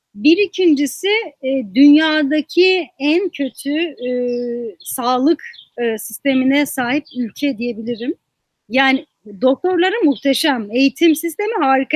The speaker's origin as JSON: {"language": "Turkish", "town": "Muş", "region": "Muş Province", "country": "Turkey", "moved": "as an adult", "said": "Muş'un tamamında şu an buradaki bir ilkokulda bulunan kütüphane yok"}